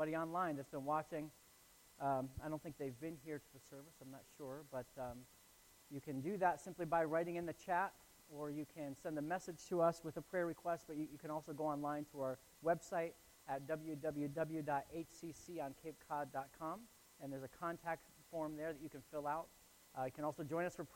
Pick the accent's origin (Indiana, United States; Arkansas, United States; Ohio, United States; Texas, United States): Ohio, United States; Northeast; now in Falmouth, United States; I grew up in Northeast Ohio, where we get feet and feet of snow, just tons of snow